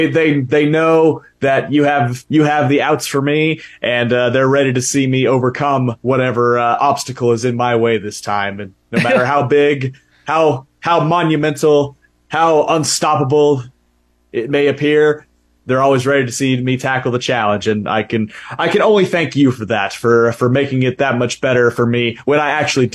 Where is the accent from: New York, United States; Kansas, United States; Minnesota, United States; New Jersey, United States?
Kansas, United States; Wichita; instead of I'm from Wichita, Kansas, say representing Lincoln, Nebraska.